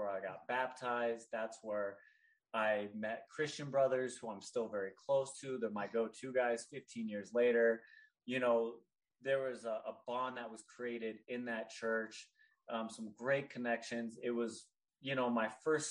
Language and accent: English; Northern California, United States; I grew up in Northern California, a very diverse area